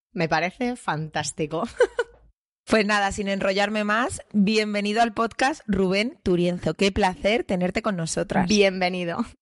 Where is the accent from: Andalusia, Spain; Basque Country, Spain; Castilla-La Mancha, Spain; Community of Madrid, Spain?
Community of Madrid, Spain; Madrid; Somos los tres de Carabanchel